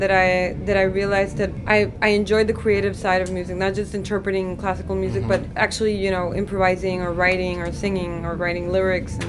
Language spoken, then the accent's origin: English; Tijuana, Baja California, Mexico; English is a second language; also born or lived in Long Beach; I was born in Long Beach, but I was raised in Tijuana.